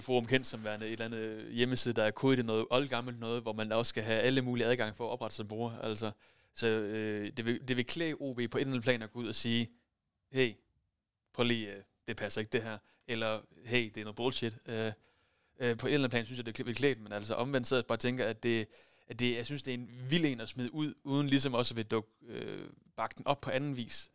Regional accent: West Jutland, Central Denmark Region, Denmark; jeg er fra Vestjylland af

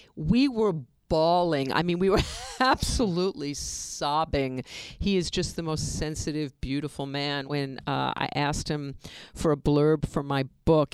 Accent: New York, United States; moved away; we are from New York. We had an apartment in New York

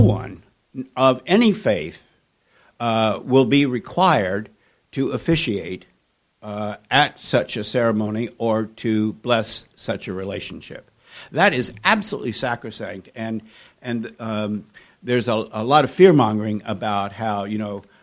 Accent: Kentucky, United States; my growing up in Kentucky in the 1950s

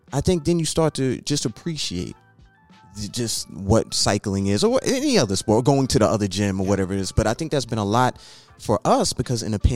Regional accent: New York City, New York, United States; I grew up in New York City

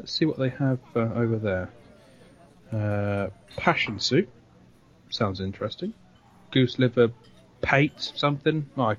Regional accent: England, United Kingdom; I really don't think they know we're English at all.

